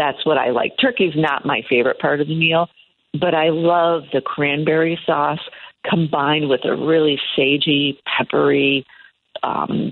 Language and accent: English; Iowa, United States; moved away; I'm from Iowa originally